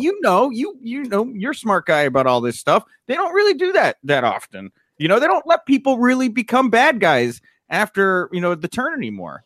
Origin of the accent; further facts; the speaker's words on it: Texas, United States; I grew up in Texas where, we, you know, I was bred a gentleman